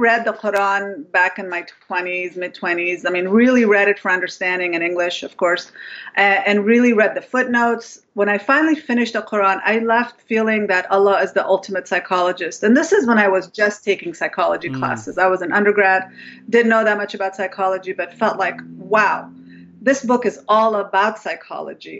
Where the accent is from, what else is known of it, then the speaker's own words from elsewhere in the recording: Afghanistan; I'm from Afghanistan